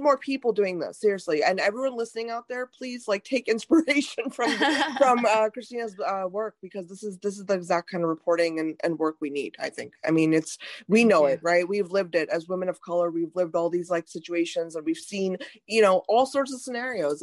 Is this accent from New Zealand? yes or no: no; India; now in United States; I was born in India